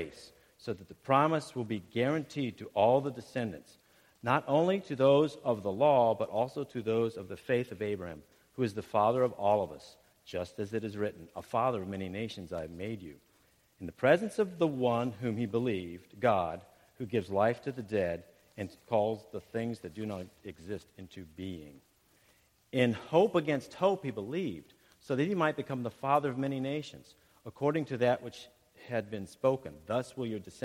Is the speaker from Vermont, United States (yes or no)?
no; Ohio, United States; I'm from Ohio